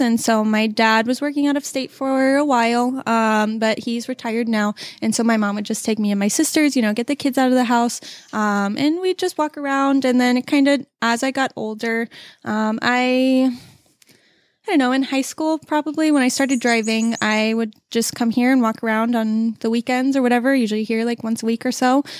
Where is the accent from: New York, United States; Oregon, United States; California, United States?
California, United States; Southern; moved away; originally I'm from California